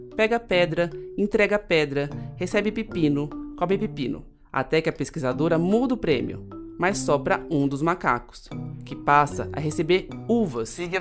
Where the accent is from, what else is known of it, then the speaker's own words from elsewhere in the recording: São Paulo, Brazil; Eu nasci em São Paulo e cresci vendo pessoas dormindo e vivendo na rua direto